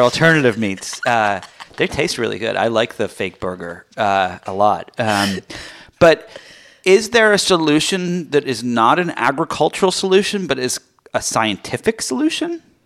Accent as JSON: {"language": "English", "region": "England", "country": "United Kingdom", "tie": "born or raised there", "moved": "yes", "said": "I grew up in, um, in England"}